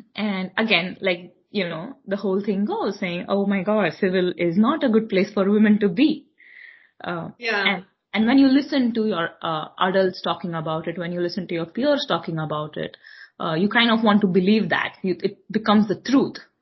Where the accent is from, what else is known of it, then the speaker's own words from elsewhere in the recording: Mumbai, Maharashtra, India; moved away as an adult; now in New York, United States; I am born and raised in Mumbai, India.